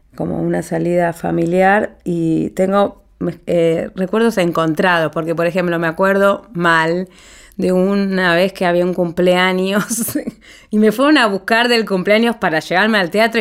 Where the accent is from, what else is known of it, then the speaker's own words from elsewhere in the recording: Paraná, Entre Ríos, Argentina; Cuando yo era adolescente, en Paraná, ciudad, mi ciudad natal